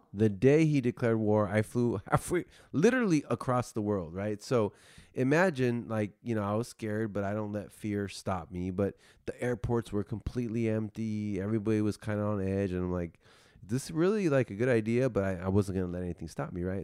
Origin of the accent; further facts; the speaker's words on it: United States; I'm just, like, the only American